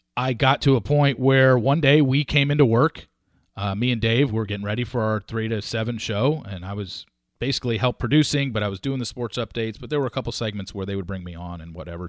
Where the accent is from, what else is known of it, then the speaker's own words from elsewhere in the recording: Orange County, California, United States; moved away as an adult; now in Dallas, United States; I grew up in Orange County, California